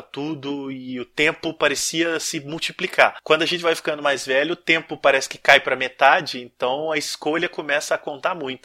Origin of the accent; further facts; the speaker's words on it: interior of Minas Gerais, Brazil; eu sou de uma cidade do interior de Minas